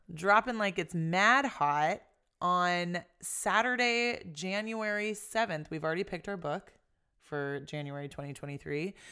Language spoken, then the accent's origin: English; United States; as a Filipino American